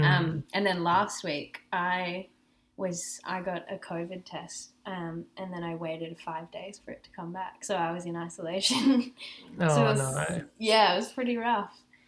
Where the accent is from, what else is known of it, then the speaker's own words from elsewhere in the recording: Byron Bay, New South Wales, Australia; moved away; I'm from Byron down in New South Wales